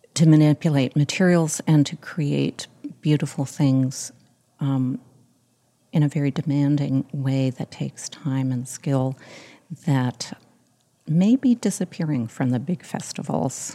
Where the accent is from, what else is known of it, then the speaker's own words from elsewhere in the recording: Montreal, Quebec, Canada; also born or lived in United Kingdom; I grew up in Montreal Catholic school system.